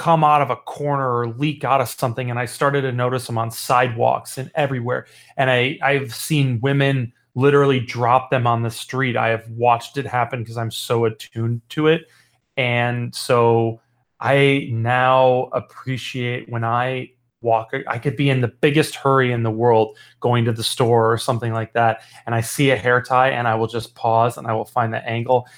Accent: Chicago, Illinois, United States; I'm from Chicago, Illinois

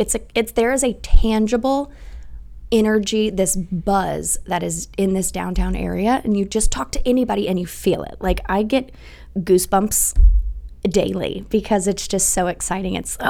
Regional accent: Dallas, Texas, United States; moved away as an adult; now in South Bend, United States; So I am not from here. I grew up in Dallas, Texas.

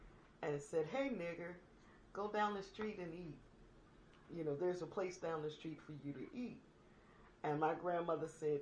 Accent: Washington, District of Columbia, United States; I'm a native Washingtonian. I grew up in Southeast Washington, D.C., off of Benning Road

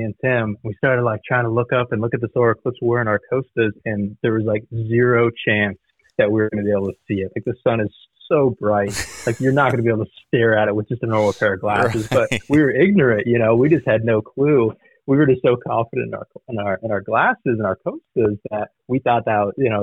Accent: Southwest Florida, United States; I was born and raised down in Southwest Florida on the Coosahatchee

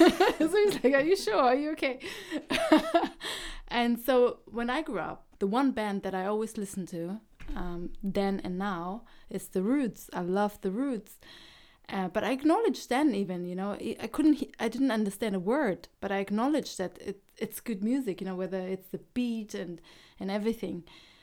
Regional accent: Germany; English is a second language; I grew up in Germany. My English was really bad.

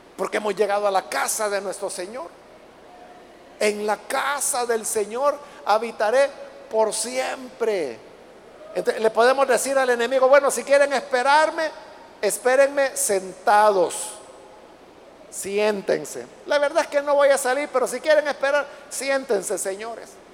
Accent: El Salvador; en nuestro país no hay desiertos

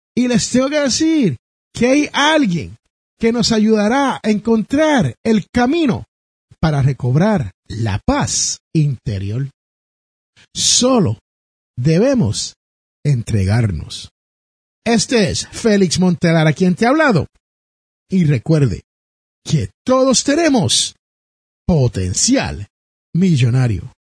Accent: Jersey City, New Jersey, United States; su servidor es nacido en Jersey City, New Jersey

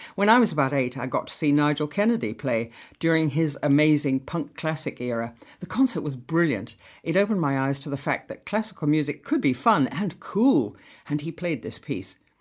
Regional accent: Lulworth Cove, South West England, United Kingdom; I was born and brought up in Lulworth Cove

